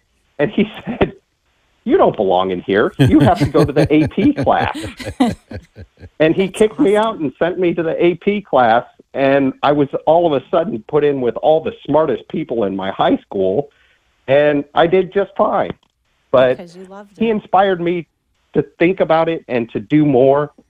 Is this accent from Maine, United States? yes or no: no; Northeast Ohio, United States; now in Charleston, United States; we saw plenty of snow where I grew up in Northeast Ohio.